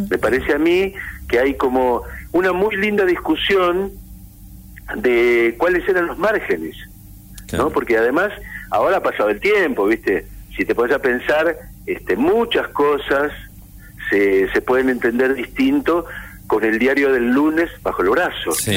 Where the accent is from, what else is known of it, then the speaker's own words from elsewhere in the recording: Olavarría, Buenos Aires Province, Argentina; cuando yo era un adolescente en Olavarría, en la provincia de Buenos Aires, donde yo nací